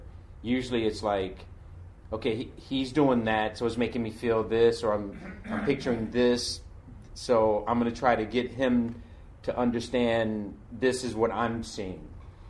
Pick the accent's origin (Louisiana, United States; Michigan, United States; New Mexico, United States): Michigan, United States; Detroit; I'm from Detroit, you know what I mean?